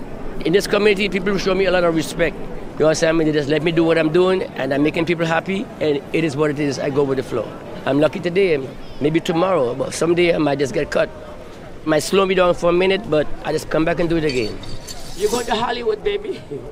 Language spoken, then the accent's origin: English; Trinidad & Tobago; now in Los Angeles, United States; I'm from Trinidad and that's part of my culture.